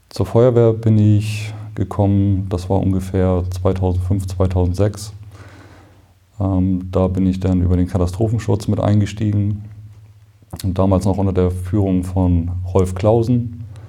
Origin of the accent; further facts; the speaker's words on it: Northern Germany, Germany; als Norddeutscher